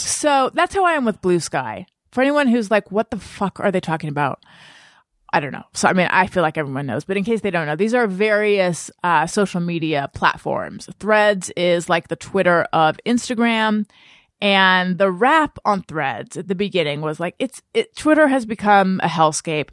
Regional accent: Southern California, United States; I grew up in Southern California

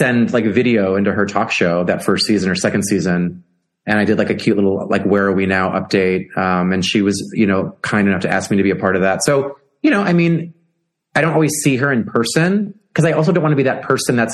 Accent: Chicago, Illinois, United States; being in Chicago for my hometown

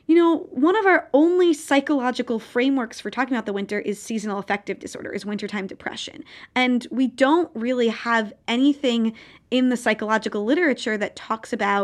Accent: New Jersey, United States; moved away as an adult; also born or lived in Tromsø; growing up in New Jersey

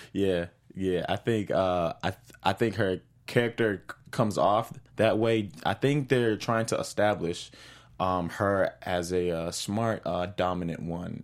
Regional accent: Boston, Massachusetts, United States; I'm originally from Boston

